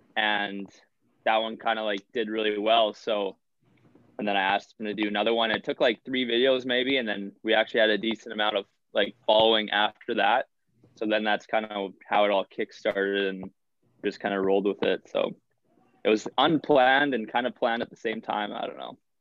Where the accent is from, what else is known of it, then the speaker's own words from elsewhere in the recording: Winkler, Manitoba, Canada; moved away as an adult; now in Superior, United States; that was my hometown. Like I grew up in Winkler